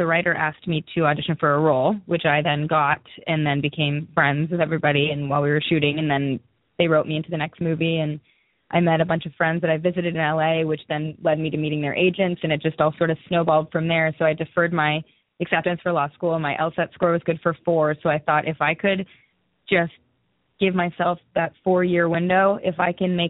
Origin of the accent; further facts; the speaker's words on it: Newmarket, Ontario, Canada; moved away as an adult; now in Los Angeles, United States; I'm from a small town, like an hour north of Toronto. It's called Newmarket